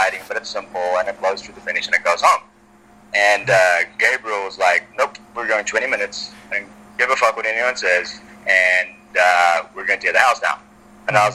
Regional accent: South Africa; moved away; I grew up in South Africa

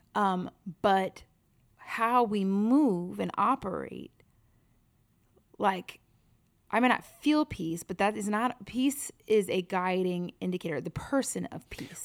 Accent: New York, United States; growing up in New York

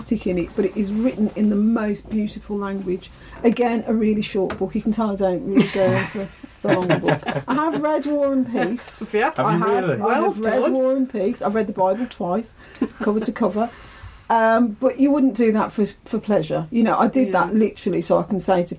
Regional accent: Ireland; I'm Irish, I'm an Irish citizen

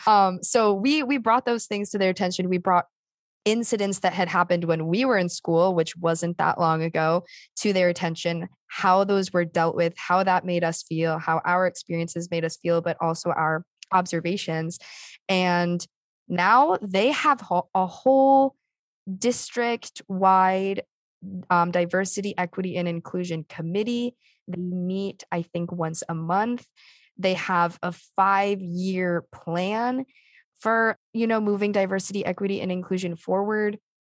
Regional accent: East Lyme, Connecticut, United States; I grew up from the get-go in East Lyme, so I had no other, you know, from first grade through high school

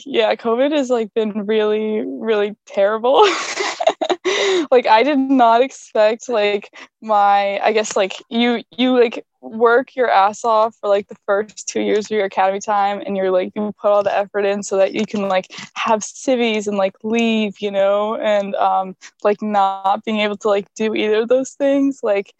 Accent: Erie, Pennsylvania, United States; moved away; I'm from Erie, Pennsylvania. I'm in fourth company. I'm an oceanography major.

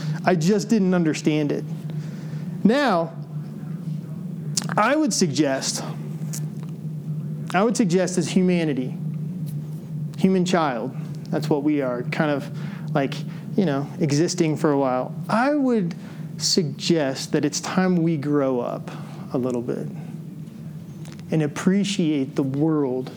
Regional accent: Decatur, Illinois, United States; as a kid, I grew up in Decatur, Illinois.

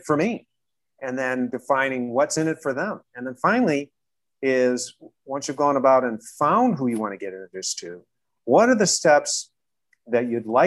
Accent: Chicago, Illinois, United States; I was born and raised in Chicago

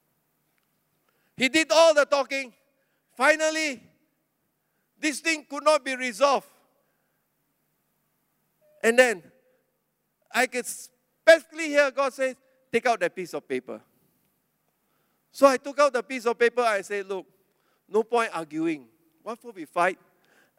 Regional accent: Klang, Selangor, Malaysia; I was from Klang.

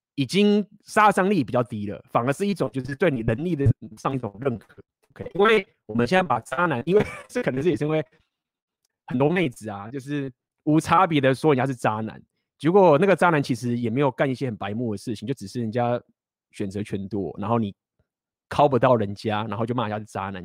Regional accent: Taiwan; accent: Taiwanese accent; 我来台湾腔

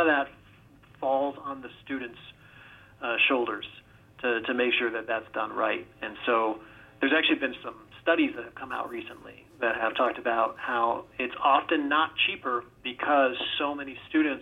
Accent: Virginia, United States; I grew up in Virginia

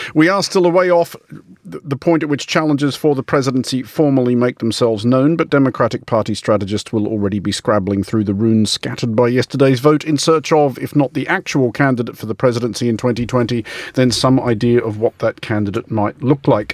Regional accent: Australia; as an Australian

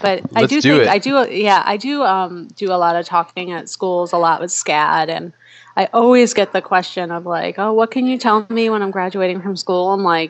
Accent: New York, United States; moved away as an adult; now in Chicago, United States; And so I'm from New York originally, so I wound up in Chicago.

